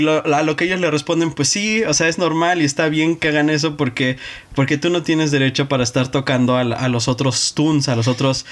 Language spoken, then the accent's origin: Spanish; Mexico; Yo como mexicano